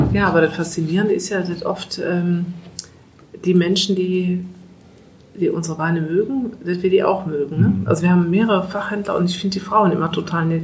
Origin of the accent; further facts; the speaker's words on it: Eifel, near Mayen, Rhineland-Palatinate, Germany; moved away as an adult; now in Moselle, Germany; ich komme aus der Eifel, aus der Nähe von Main